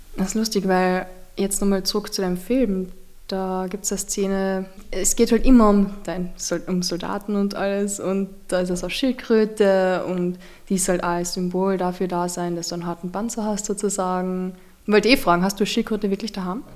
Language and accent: German; Austria; als gebürtiger Österreicherin